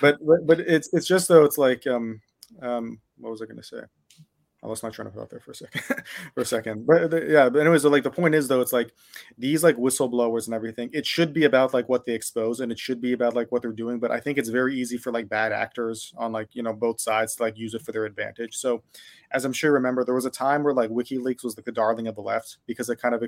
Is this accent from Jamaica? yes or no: no; United States; moved away as an adult; now in Japan; I'm an American and I moved to Japan